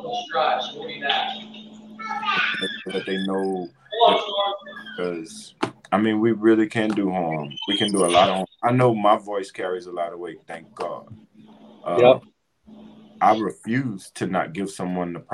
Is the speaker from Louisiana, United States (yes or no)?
yes; Louisiana, United States; moved away; I'm from Louisiana.